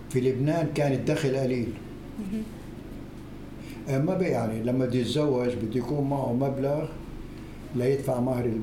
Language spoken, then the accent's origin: Arabic; Acre, Palestine; بالنسبة أنا ابن عكا كان كم عائلة من اليهود لأن عكا